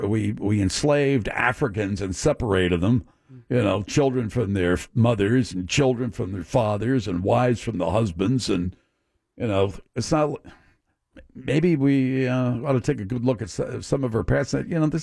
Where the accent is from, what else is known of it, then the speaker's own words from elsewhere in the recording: United States; we're Americans